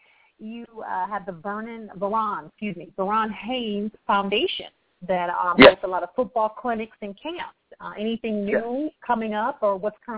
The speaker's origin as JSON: {"language": "English", "town": "Akron", "region": "Ohio", "country": "United States", "tie": "born or raised there", "also_born_or_lived": "Dallas, Texas", "moved": "yes", "said": "a small city girl. I'm born and raised in Akron, Ohio, which is the state LeBron James is from."}